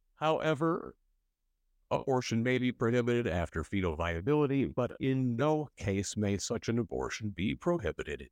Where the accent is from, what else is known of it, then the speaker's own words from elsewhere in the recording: Michigan City, Indiana, United States; now in Bloomington, United States; In northwest Indiana, my hometown of Michigan City